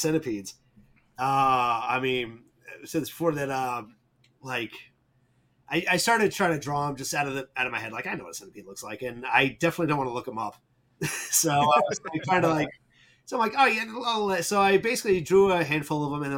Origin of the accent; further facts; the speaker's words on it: New England, United States; I'm from New England. I live in Vermont